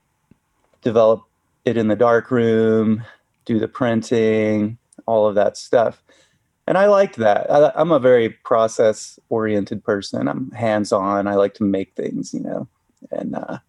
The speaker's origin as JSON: {"language": "English", "town": "Chattanooga", "region": "Tennessee", "country": "United States", "tie": "born or raised there", "also_born_or_lived": "Utah", "moved": "yes", "lives_now": "Bishop, United States", "said": "I was raised in Chattanooga, Tennessee."}